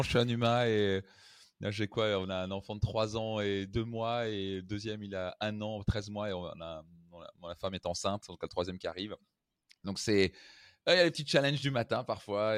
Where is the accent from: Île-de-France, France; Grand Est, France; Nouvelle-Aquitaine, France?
Grand Est, France; Strasbourg; je viens de Strasbourg